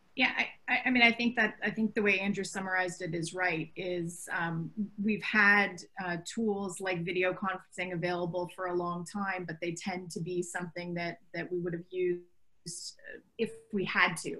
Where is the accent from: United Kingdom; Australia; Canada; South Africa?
Canada; moved away as an adult; now in Brooklyn, United States; I'm a Canadian, uh, and I've been here for about 20 years